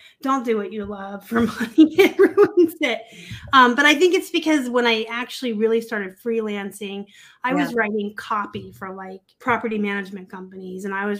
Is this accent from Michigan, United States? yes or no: no; Tucson, Arizona, United States; also born or lived in Pennsylvania; I kind of want to go home. I'm from Tucson.